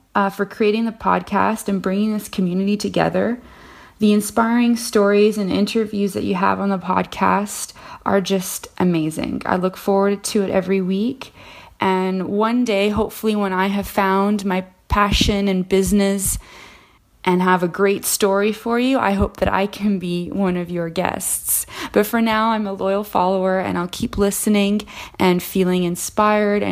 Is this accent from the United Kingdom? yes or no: no; Canada; moved away as an adult; now in Paris, France; I am a Canadian expat currently living in Paris, France.